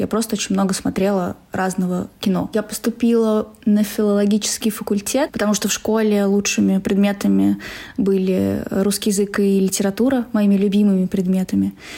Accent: Saransk, Mordovia, Russia; moved away as an adult; now in Moscow, Russia; Я из Саранска. Город Саранск, Поволжье да

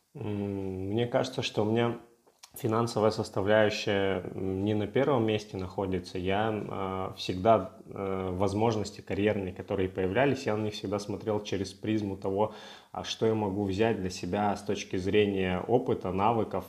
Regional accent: Russian Far East, Russia; moved away; Я с Дальнего Востока

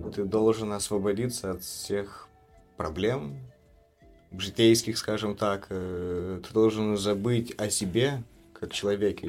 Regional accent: Chișinău, Moldova; Я из Кишинева, родился из Кишинева, но мои родители родом из Валень

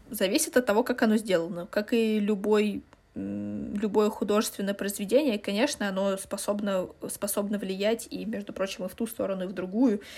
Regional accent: Russia; мы из России

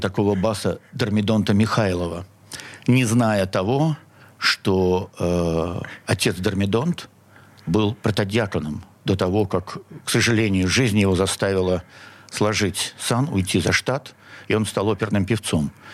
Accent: Saint Petersburg, Russia; Я коренной петербуржец. Я родился на Синопской набережной

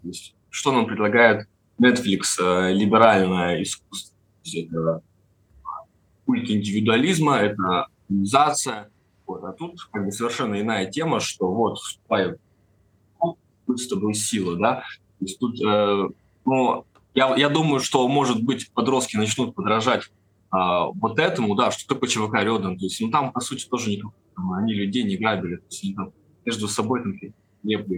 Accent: Perm, Perm Krai, Russia; Я сам вообще из Перми

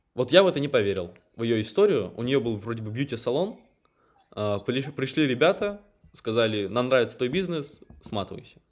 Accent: Moscow, Russia; moved away; я сам родился в Москве, но живу в провинции

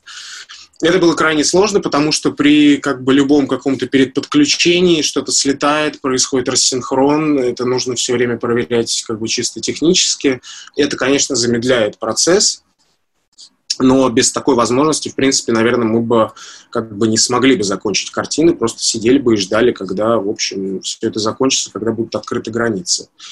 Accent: Moscow, Russia; я как москвич

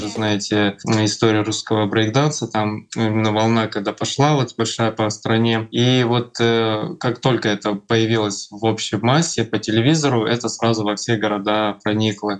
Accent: Noyabrsk, Yamalo-Nenets Autonomous Okrug, Russia; я родился здесь, именно в Ноябрьске

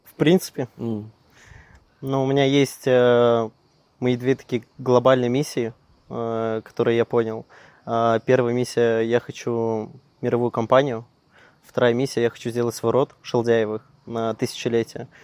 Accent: Perm, Perm Krai, Russia; also born or lived in Krasnokamsk; я сам родом, да, я прожил в Перми, вот, mm. сам я родился в Краснокамске

